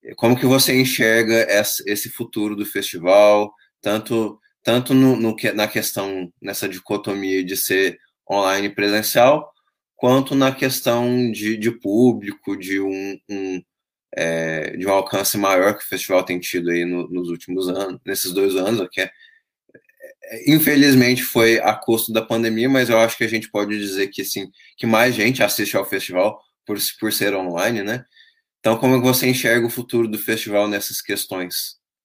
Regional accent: Brazil; nós brasileiros

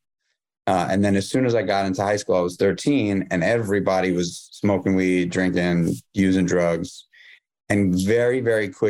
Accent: New York City, New York, United States; I grew up in New York City.

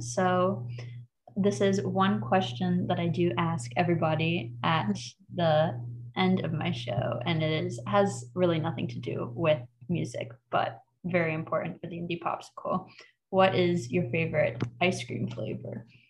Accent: the South, United States; growing up in the South

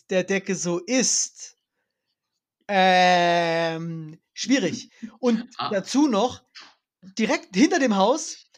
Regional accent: East Germany, Germany; das bin ich als Ossi, also aus von Hören sagen, ich bin ja wirklich ein sehr junger Ossi

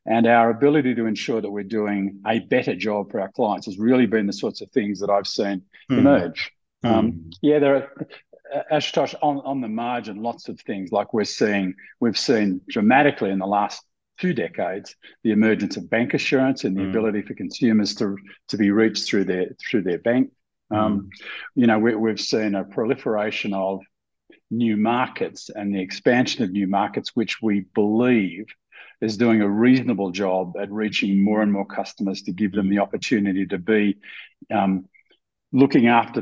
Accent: Australia; moved away as an adult; also born or lived in Sydney, Australia; I'm Australian by birth, global by choice, and blessed by fate. Mm-hmm. I'm an Australian who hasn't lived in Australia for almost 30 years now

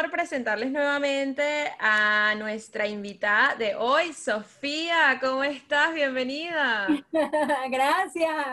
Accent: Venezuela; cuesta entenderlo porque nuestro dialecto es diferente, ¿no? Y por eso quise traerles este episodio porque yo sé que nosotros los venezolanos hemos emigrado alrededor del mundo y siempre nos hemos topado con alguna persona que tal vez no entiende nuestros dichos

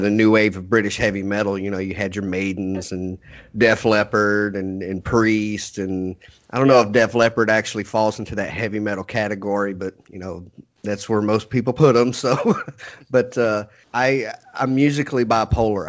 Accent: Texas, United States; we're all crazy Texans down here

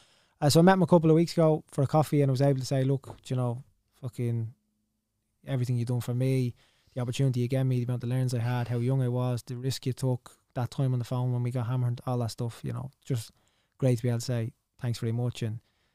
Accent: Ireland; I was born in Ireland.

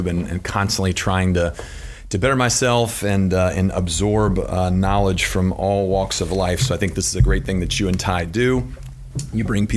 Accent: Louisville, Kentucky, United States; I'm born and raised in Louisville, Kentucky

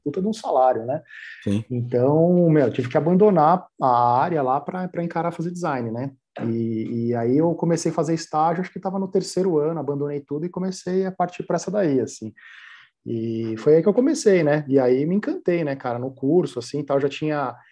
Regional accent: São Paulo, Brazil; Eu venho da periferia de São Paulo

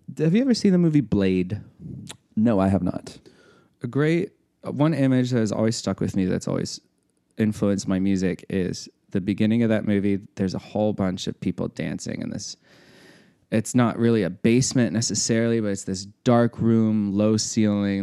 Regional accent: Cuba, Missouri, United States; moved away as an adult; also born or lived in Springfield, Missouri / Denver, Colorado; now in Birmingham, Alabama, United States; I grew up in Missouri, small town Missouri, to be specific, Cuba, Missouri

